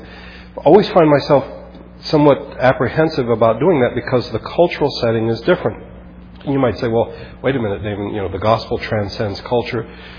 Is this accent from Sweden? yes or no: no; Philippines; Growing up in the Philippines, I remember just being struck by the fact that people knew their third and fourth cousins.